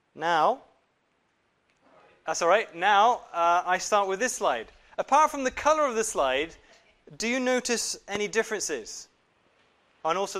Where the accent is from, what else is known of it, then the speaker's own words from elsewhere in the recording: Japan; now in United Kingdom; I was born in Japan and grew up in Japan